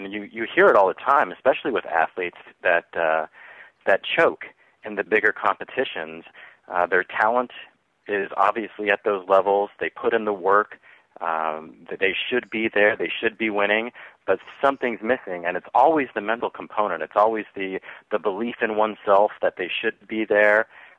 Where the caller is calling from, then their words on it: Texas, United States; I am in Texas right now, and the weather here is also sunny and beautiful